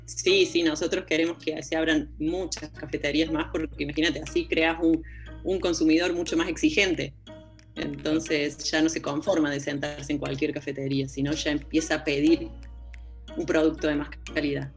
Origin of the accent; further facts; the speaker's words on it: interior of Córdoba, Argentina; now in Córdoba, Argentina; Yo soy, de, soy del interior de Córdoba, pero hace bastante me vine a estudiar a Córdoba y bueno, acá me quedé